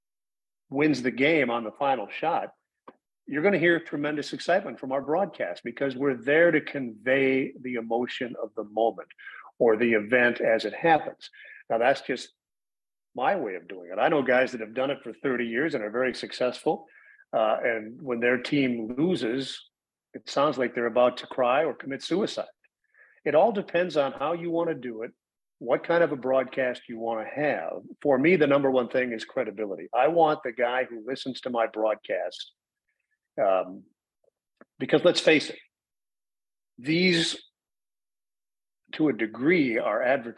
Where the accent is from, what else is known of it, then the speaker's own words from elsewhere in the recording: Minneapolis, Minnesota, United States; now in Indianapolis, United States; I grew up in Minneapolis